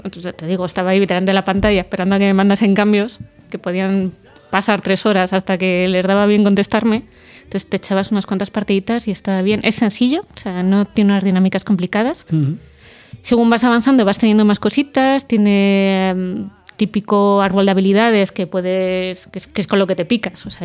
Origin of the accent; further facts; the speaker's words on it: Vallecas, Community of Madrid, Spain; Para los que somos de Vallecas.